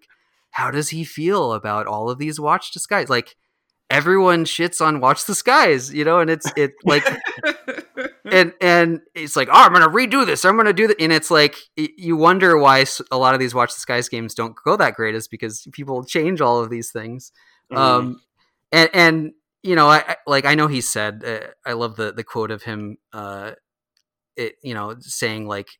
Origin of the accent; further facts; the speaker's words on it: Minnesota, United States; I owe it to Minnesotans to to run it in my home state, because I haven't run it here yet.